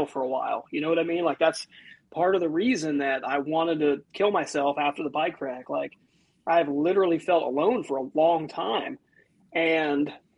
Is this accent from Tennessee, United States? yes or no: no; Northern Ohio, United States; I'm from more Northern Ohio